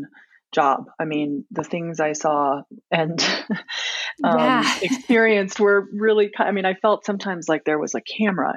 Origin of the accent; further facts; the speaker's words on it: Washington, District of Columbia, United States; moved away as an adult; also born or lived in Aspen, Colorado; now in Colorado, United States; I grew up in Washington, D.C. and went to college and medical school there